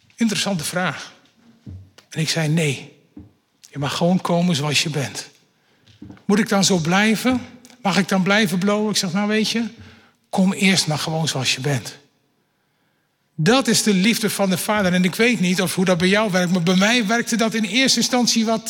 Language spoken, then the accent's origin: Dutch; Netherlands; dat ben ik een echte Nederlander